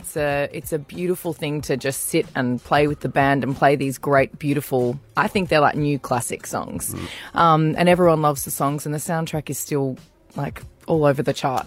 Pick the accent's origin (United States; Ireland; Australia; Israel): Australia; Queensland; now in Sydney, Australia; I'm a Queenslander.